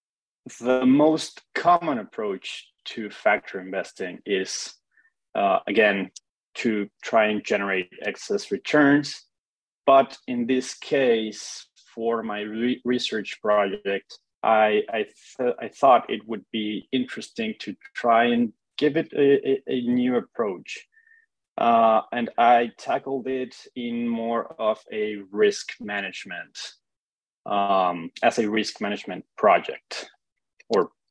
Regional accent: Mexico City, Mexico; moved away; I'm originally from Mexico City.

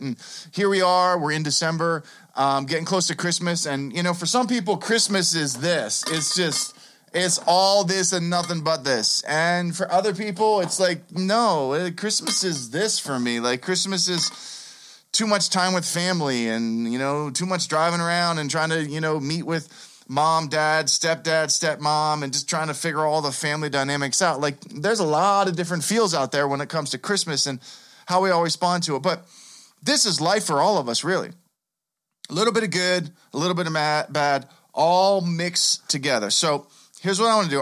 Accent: Pittsburgh, Pennsylvania, United States; I grew up here in Pittsburgh.

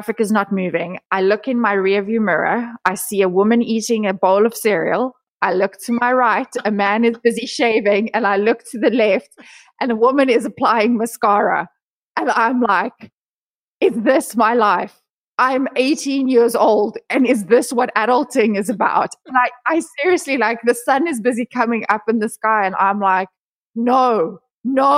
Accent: South Africa; I was born and raised in South Africa.

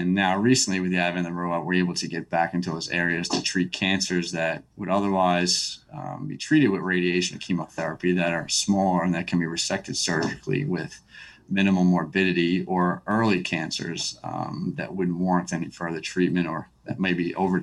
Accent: New York, United States; now in Texas, United States; I'm a native of New York

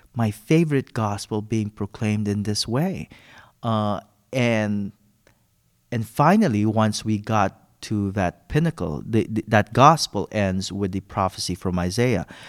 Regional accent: Philippines; moved away; I'm originally from the Philippines

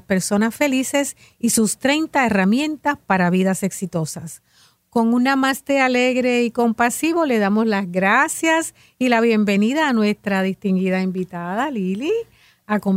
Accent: San Juan, Puerto Rico; Mi mami es de Yauco. Yo soy de San Juan.

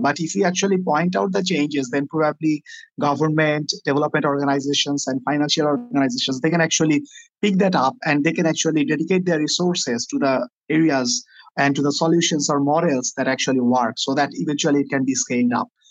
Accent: Dhaka, Dhaka Division, Bangladesh; I am from Bang- Dhaka, Bangladesh

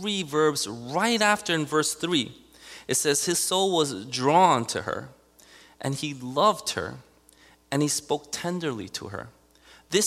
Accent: New York City, New York, United States; I grew up in Elmhurst, Queens, in the 70s, 80s

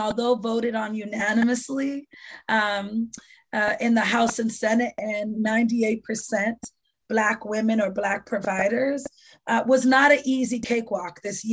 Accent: Boston, Massachusetts, United States; I grew up in the Dudley Triangle. I still live in the Dudley Triangle

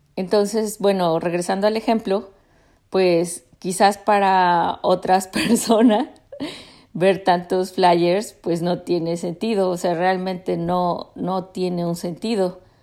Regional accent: Mexico; now in United States; en México, en la ciudad donde crecí, o si está en Estados Unidos conmigo y con la familia pues que he formado aquí

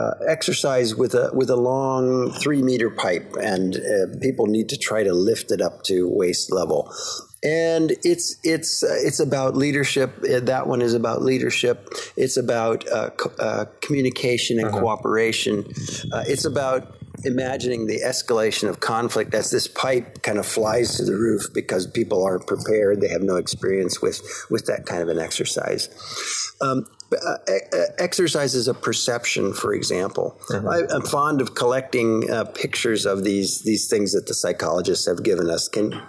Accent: Canada; born there; I'm a U.S. citizen. I was born in Canada

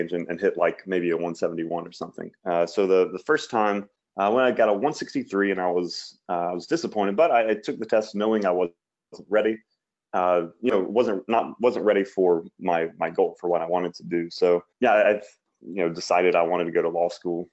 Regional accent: Mississippi, United States; I'm from Mississippi, lived my whole life here

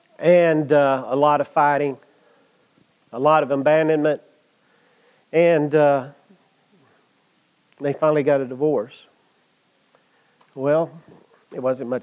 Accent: Comanche, United States; I grew up in Comanche

